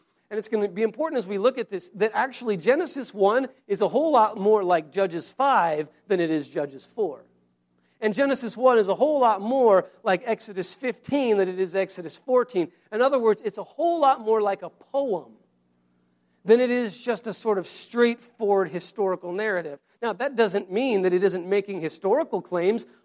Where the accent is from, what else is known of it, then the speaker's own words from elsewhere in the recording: Laramie, Wyoming, United States; moved away as an adult; also born or lived in Boston, Massachusetts / Maryland; I grew up in Laramie, Wyoming